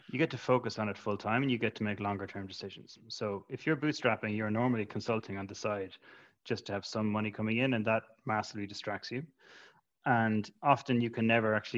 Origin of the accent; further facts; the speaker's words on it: Ireland; as an Irish entrepreneur